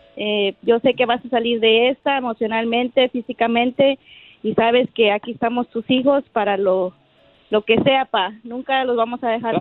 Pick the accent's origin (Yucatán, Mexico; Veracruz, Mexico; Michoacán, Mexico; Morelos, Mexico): Veracruz, Mexico; Paso del Macho; moved away; originalmente soy de Veracruz, de allá de, de eh, pasó del macho Veracruz